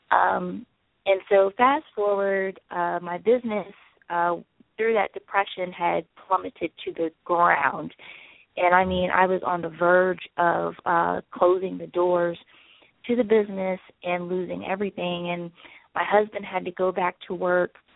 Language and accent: English; the South, United States; I'm from the South, and you know I grew up on biscuits and gravy